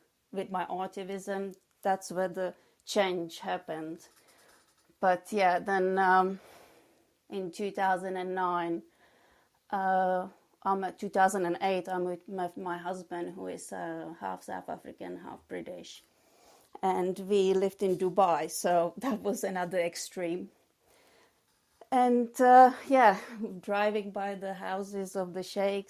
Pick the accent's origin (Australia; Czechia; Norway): Czechia; English is a second language; moved away as an adult; also born or lived in England / Spain / Croatia / New York; now in Oxfordshire, United Kingdom; I was born in the Czech Republic, and I lived there till I was 18